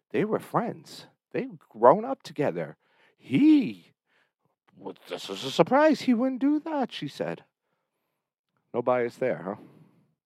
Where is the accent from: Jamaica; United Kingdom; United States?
United States; Berlin, New Hampshire; this is my hometown. Welcome to Berlin, New Hampshire.